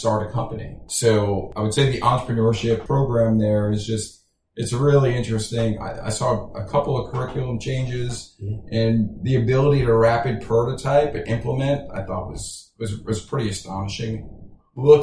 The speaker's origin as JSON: {"language": "English", "region": "New York", "country": "United States", "tie": "born or raised there", "moved": "yes", "lives_now": "Houston, United States", "said": "growing up in New York, it's funny. I grew up in this Italian neighborhood"}